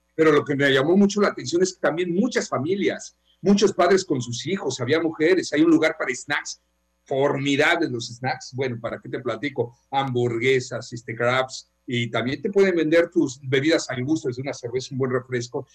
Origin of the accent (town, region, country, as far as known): Mexico